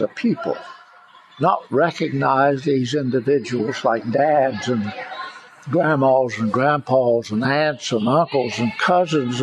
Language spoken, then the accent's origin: English; United States; our responsibility as Americans, just having been born here